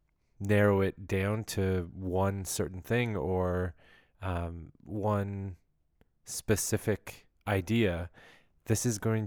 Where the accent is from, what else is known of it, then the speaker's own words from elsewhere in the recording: Ontario, Canada; I'm just kind of from Ontario. I've been all around Ontario. I was born in Ottawa, and then just kind of moved towards the GTA slowly as a kid and growing up.